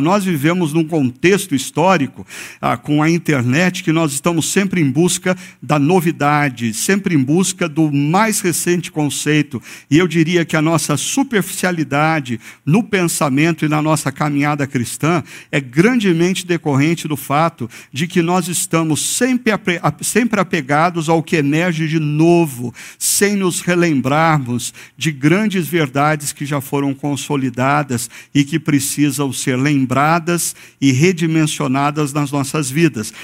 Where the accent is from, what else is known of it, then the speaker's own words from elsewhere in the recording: Brazil; nós brasileiros